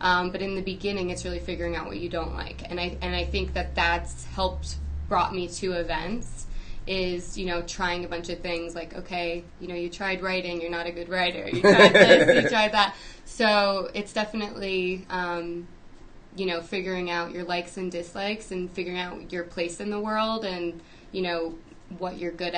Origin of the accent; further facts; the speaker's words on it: New Jersey, United States; now in Denver, United States; I grew up in New Jersey